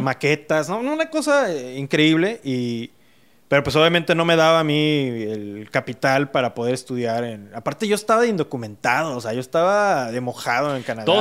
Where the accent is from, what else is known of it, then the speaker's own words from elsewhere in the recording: Mexico City, Mexico; now in Monterrey, Mexico; Y yo nací en la Ciudad de México